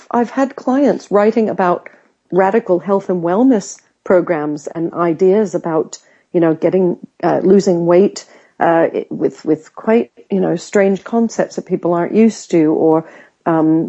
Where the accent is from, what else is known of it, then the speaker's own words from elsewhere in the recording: United States; now in United Kingdom; I grew up in America where sometimes people might oversell themselves